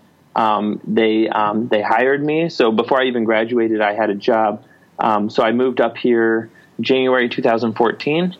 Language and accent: English; Oklahoma, United States; moved away as an adult; now in Detroit area, United States; I grew up in Oklahoma.